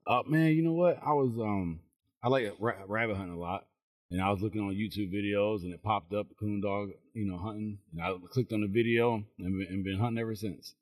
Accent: Chicago, Illinois, United States; now in McDonough, Georgia, United States; originally I'm from Chicago. Um, I live in, in McDonough, Georgia

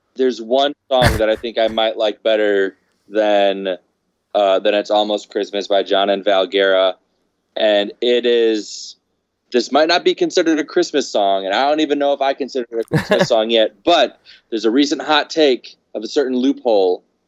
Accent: Chicago, Illinois, United States; now in Los Angeles, United States; we're someone from the Chicago area.

